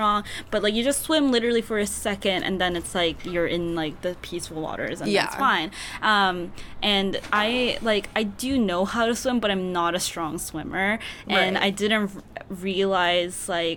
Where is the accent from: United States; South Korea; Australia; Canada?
South Korea; moved away; I grew up in Korea